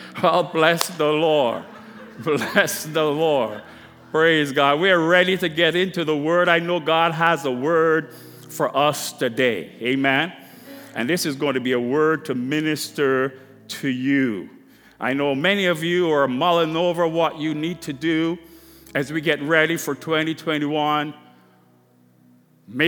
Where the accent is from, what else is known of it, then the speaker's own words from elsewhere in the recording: Baltimore, Maryland, United States; I'm from Baltimore